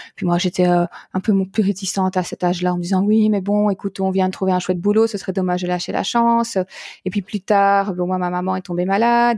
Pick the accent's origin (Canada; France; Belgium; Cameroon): Belgium; en Belgique donc puisque je suis belge